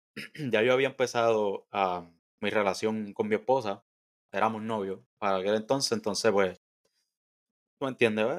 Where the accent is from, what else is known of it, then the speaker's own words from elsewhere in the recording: Bayamón, Puerto Rico; soy de Bayamón nacido y criado en Bayamón